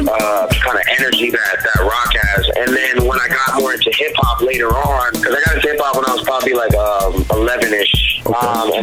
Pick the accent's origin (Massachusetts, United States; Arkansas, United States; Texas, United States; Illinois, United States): Massachusetts, United States; Cambridge; also born or lived in Bronx / Nevada; In a way, I would say I basically grew up in Cambridge, but I was born in the Bronx. I moved around a lot. I lived in Nevada for a little while. But yeah, I mean, mostly Cambridge, Mass.